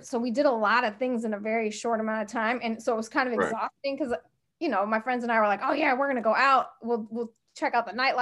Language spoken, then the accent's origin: English; Portland, United States; moved away as an adult; also born or lived in Rome, Italy; now in Los Angeles, United States; That's where I grew up. I grew up in Portland. I've been in LA 29 years, actually